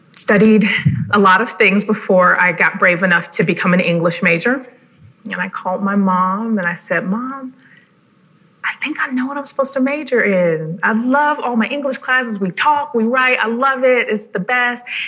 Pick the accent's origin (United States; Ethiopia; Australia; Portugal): United States; Cleveland, Ohio; I'm originally from Cleveland and grew up with a very rich art education